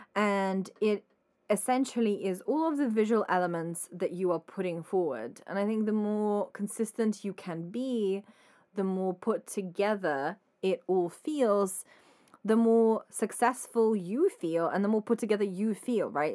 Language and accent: English; Ukraine; moved away; I'm Ukrainian